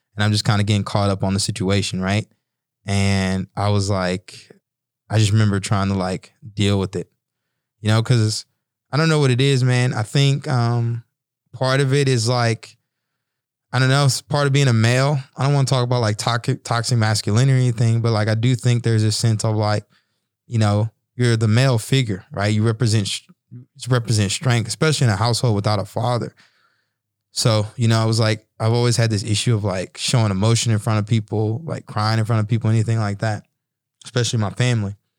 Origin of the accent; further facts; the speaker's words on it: Bryan, Texas, United States; moved away as an adult; I found a little boxing gym in my hometown, Bryan, Texas